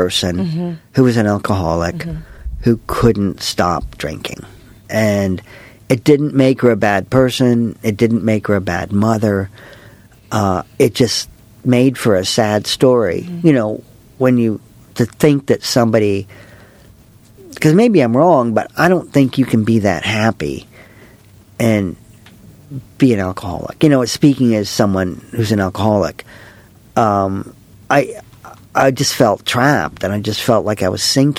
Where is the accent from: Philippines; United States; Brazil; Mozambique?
United States; Raleigh, North Carolina; now in England; I grew up in Raleigh